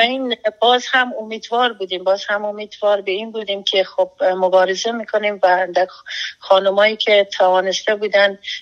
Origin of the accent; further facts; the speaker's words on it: Afghanistan; moved away as an adult; now in United States; ما بیرون از افغانستان هستیم